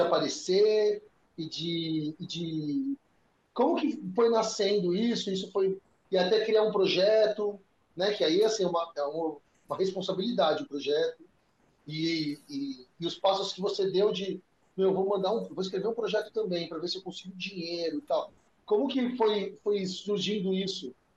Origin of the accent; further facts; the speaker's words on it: São Paulo, Brazil; moved away as an adult; now in Fortaleza, Brazil; minha raiz é lá em São Paulo